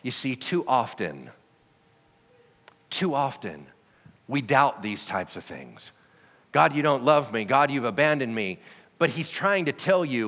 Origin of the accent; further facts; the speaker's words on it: Loomis, California, United States; also born or lived in Pasadena, California; I wasn't born here. I was born in Southern California. Southern California in a place called Pasadena